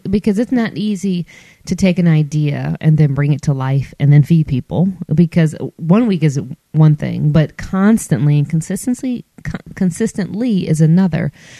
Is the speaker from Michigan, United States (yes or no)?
yes; Michigan, United States; now in Alabama, United States; because I'm not from here. I'm from Michigan. And so all of my immediate family's in Michigan.